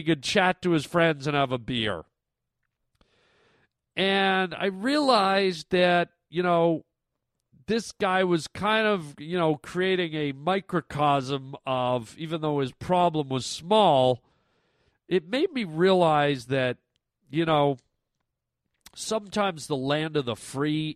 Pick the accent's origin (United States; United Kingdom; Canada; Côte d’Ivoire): Canada; moved away; because I'm a Canadian boy, and sometimes I miss Canada, I miss being home